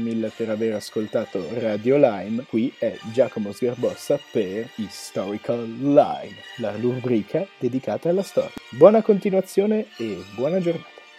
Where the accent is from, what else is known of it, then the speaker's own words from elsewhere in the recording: Ticino, Switzerland; siamo ticinesi